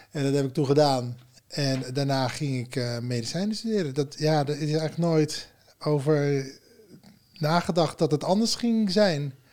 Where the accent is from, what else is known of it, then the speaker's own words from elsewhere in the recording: Berkel en Rodenrijs, South Holland, Netherlands; uit Berkel Roderijs en daar woon ik nu